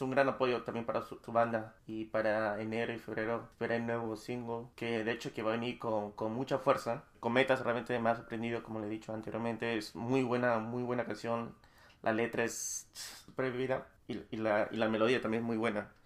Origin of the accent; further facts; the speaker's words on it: Peru; yo soy de Perú, pero yo no resido en, en Lima